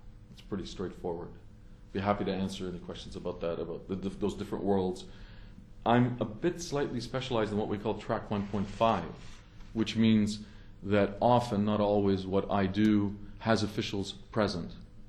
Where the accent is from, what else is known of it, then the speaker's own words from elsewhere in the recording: Lebanon; moved away; also born or lived in Canada; I'm from the region. I was born there in Lebanon. I'm half Lebanese. And then we immigrated to Canada in 1968